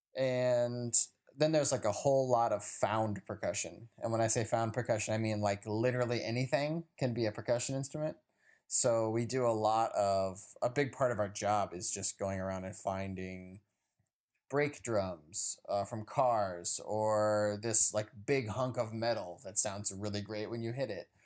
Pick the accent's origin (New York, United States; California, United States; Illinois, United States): Illinois, United States; Chicago; I'm a percussionist from Chicago, Illinois